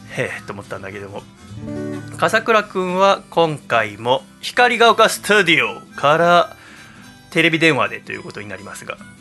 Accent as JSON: {"language": "Japanese", "town": "Yokohama", "region": "Kanagawa", "country": "Japan", "tie": "born or raised there", "said": "私生まれも育ちも戸塚区平戸です横浜港で産湯を使い"}